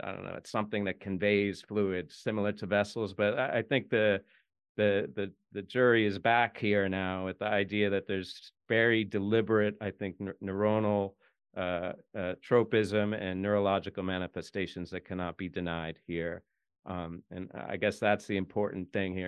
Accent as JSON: {"language": "English", "country": "United States", "said": "I'm an American"}